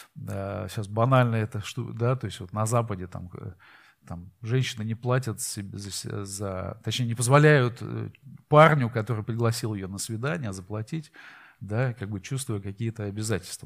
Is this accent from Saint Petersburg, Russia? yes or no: yes; Saint Petersburg, Russia; мы из Питера